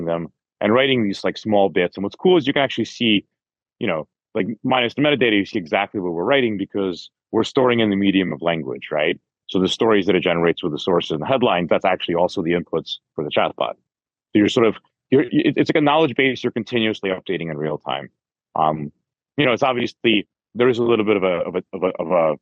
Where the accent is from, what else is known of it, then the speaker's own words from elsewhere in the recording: United States; as an American